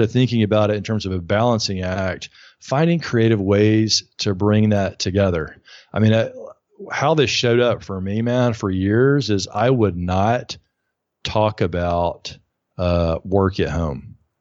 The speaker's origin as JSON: {"language": "English", "region": "Alabama", "country": "United States", "moved": "yes", "lives_now": "New York, United States", "said": "I'm from Alabama, living in New York"}